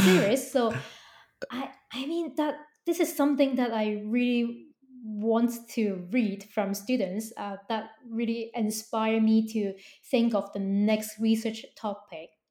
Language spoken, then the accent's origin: English; Hong Kong; I was born and raised in Hong Kong, and we Hong Kong people